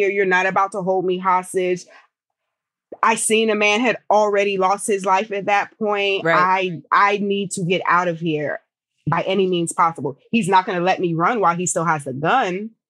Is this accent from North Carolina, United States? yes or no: no; Abilene, Texas, United States; born there; so I'm an Air Force brat. My family is lived New Jersey, New York. I was born in Abilene, Texas.